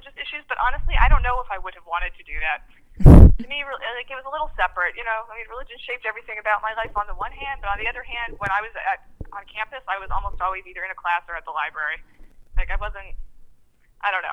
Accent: Baltimore, Maryland, United States; I grew up in Baltimore

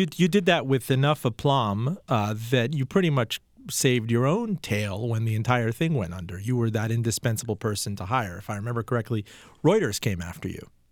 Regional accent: Miami, Florida, United States; I'm from Miami

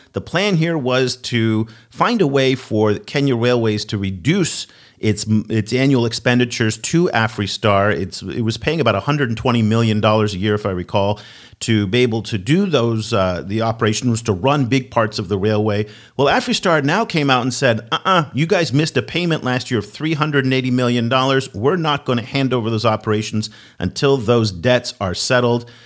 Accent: United States; as an American

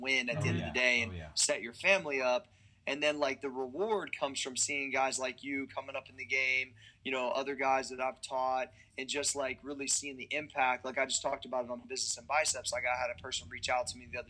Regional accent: Ohio Valley, United States; moved away as an adult; also born or lived in Columbus, Ohio; That's all we really knew growing up in the Ohio Valley

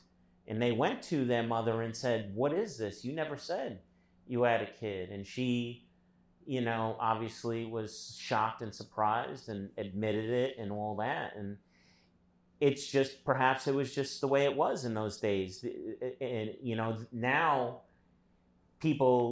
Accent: United States; I'm definitely fucking American.

